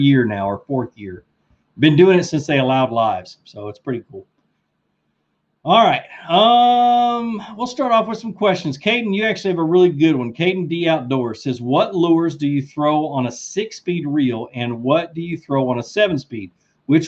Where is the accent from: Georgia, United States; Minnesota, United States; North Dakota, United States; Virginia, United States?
Georgia, United States; Rome; I'm from Rome, Georgia is where I'm from.